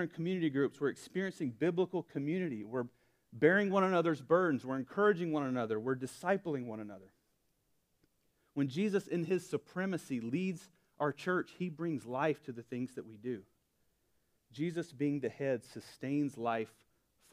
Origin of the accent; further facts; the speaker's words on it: Alabama, United States; Born and raised, lived just about my whole life in Alabama